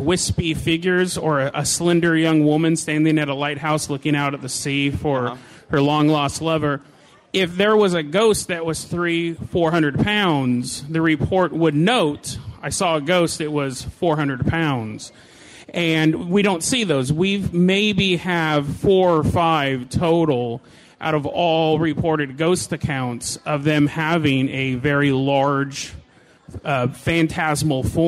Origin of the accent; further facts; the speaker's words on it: Hood River, Oregon, United States; I'm from Hood River, Oregon.